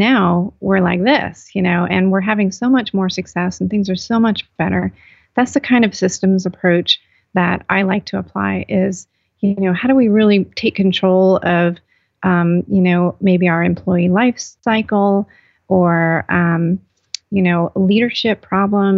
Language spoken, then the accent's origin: English; California, United States; now in North Carolina, United States; I'm actually from California